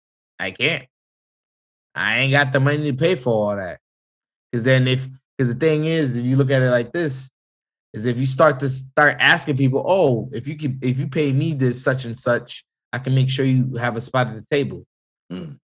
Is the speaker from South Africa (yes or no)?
no; Jamaica; people do forget I am Jamaican. I do have family from the islands and all over this country.